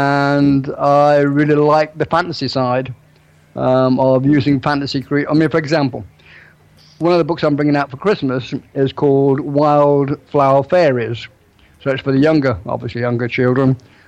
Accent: England, United Kingdom

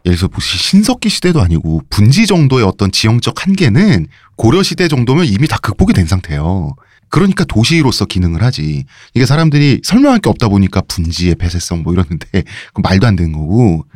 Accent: Seoul, South Korea; 제가 서울내기로서

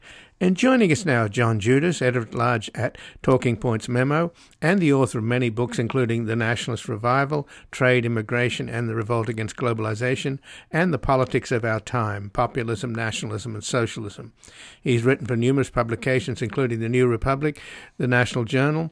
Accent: Australia; I'm Australian

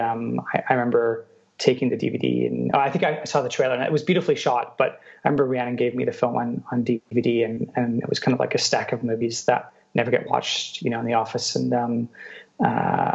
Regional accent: Canada; growing up in Canada, in a very small kind of city in Canada

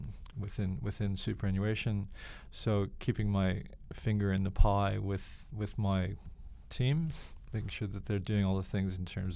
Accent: Canada; moved away as an adult; also born or lived in Toronto, Canada; now in Australia; I'm a Canadian, but I'm also an Australian

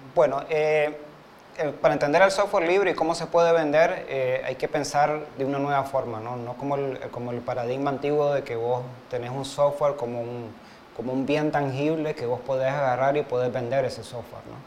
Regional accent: Montevideo, Uruguay; now in Nicaragua; soy uruguayo, nací en Montevideo, pero soy nicaragüense de corazón

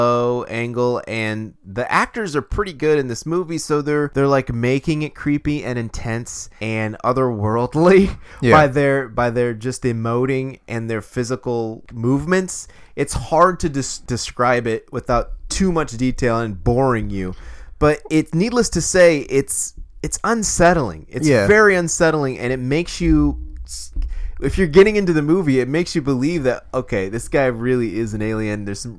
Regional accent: Ohio, United States; We're from Ohio

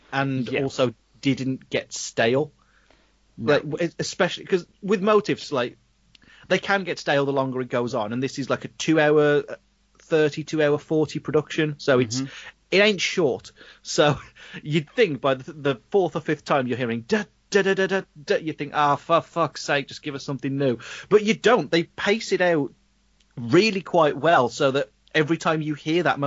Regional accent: United Kingdom; we're really taught in schools in the UK

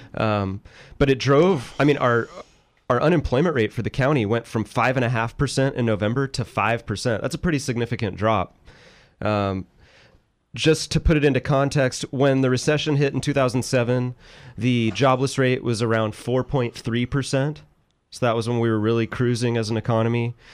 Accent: Northern California, United States; moved away; I'm from Northern California

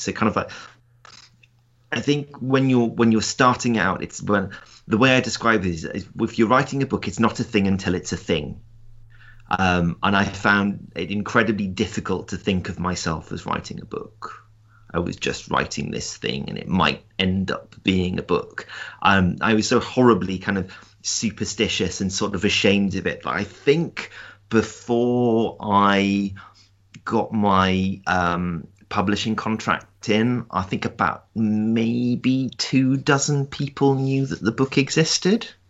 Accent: South Shields, North East England, United Kingdom; I grew up in South Shields, which is a, um, a co, which is a town on the North Sea coast

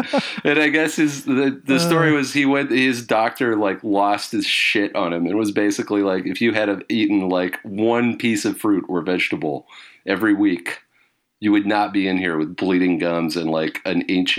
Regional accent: British Columbia, Canada; on the island that I grew up on Vancouver Island, just covered in coniferous trees.

